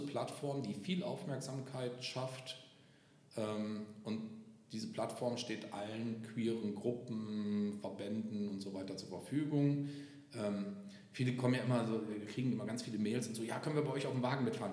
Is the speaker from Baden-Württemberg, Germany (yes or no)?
no; Moers, North Rhine-Westphalia, Germany; moved away as an adult; now in Cologne, Germany; bin immer aus Mörs, ich komme vom Niederrhein, immer